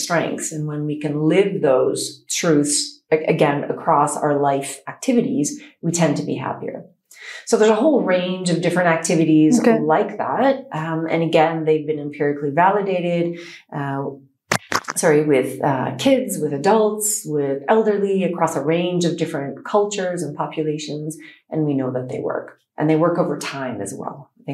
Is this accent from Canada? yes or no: yes; Canada; now in United Arab Emirates; I am a psychologist from Canada.